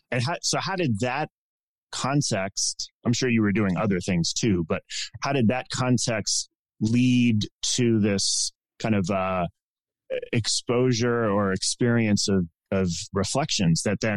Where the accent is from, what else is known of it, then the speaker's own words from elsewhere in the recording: United States; as an American over here